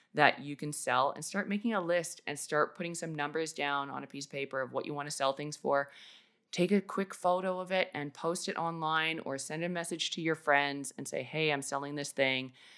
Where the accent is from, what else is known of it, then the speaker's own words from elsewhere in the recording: Canada; moved away as an adult; also born or lived in Australia; I basically had to pack up an entire house and life worth of stuff in four days and move back to Canada